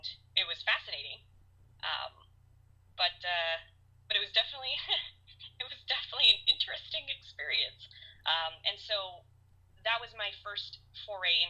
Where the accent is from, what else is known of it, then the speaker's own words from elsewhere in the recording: Hollywood, Florida, United States; I was born in Hollywood, so I've lived my whole life in Broward County